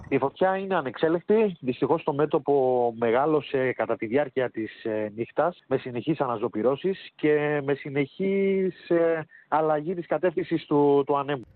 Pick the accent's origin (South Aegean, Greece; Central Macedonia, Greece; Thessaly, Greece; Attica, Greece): South Aegean, Greece; Rhodes; για το μέρο μου, για το χωριό μου